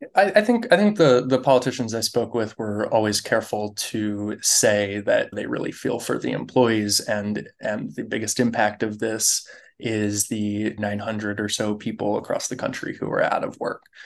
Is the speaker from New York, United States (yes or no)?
no; near Detroit, Michigan, United States; now in Los Angeles, United States; I grew up near Detroit.